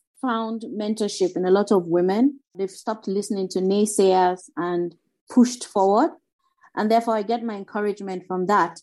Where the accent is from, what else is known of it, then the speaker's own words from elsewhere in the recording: Nigeria; from Nigeria